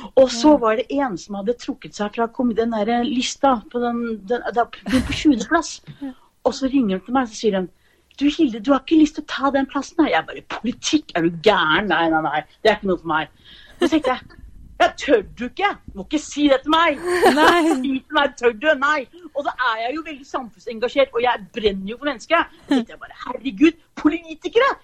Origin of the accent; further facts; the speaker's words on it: Asker, Akershus, Norway; moved away as an adult; also born or lived in Horten; now in Fredrikstad, Norway; Jeg er egentlig fra Asker